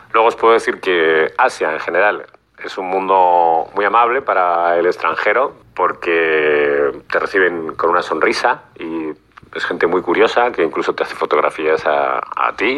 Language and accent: Spanish; Spain; siendo español